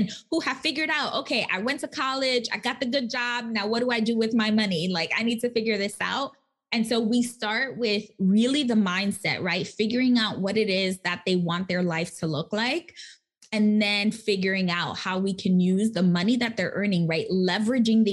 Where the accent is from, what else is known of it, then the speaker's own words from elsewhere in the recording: New York City, New York, United States; I'm from the Bronx. Like, I'm a Latina